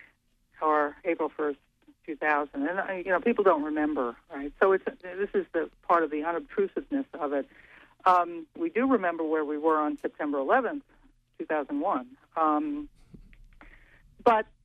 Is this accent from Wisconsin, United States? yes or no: yes; Wisconsin, United States; my home state of Wisconsin